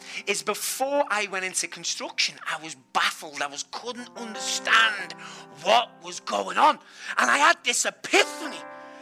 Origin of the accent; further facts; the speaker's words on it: Liverpool, North West England, United Kingdom; I'm from Liverpool